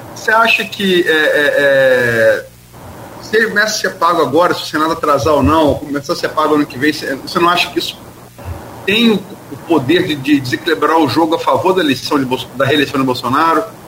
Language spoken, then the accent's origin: Portuguese; Campos dos Goytacazes, Rio de Janeiro, Brazil; eu sou de Campos e, e, e sempre vou votar em candidato para o parlamento da minha região